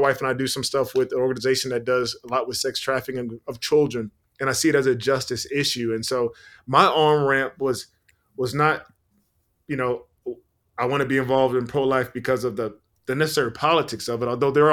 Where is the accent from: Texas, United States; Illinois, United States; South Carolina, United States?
South Carolina, United States; also born or lived in Virginia; my hometown of South Carolina